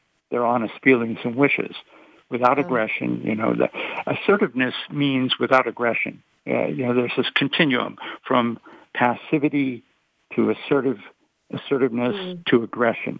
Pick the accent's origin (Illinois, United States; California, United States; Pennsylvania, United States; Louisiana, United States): California, United States; Long Beach; I was from the Long Beach area